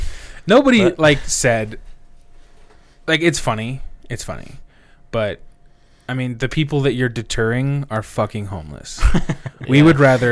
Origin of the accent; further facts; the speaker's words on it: United States; I know I'm from America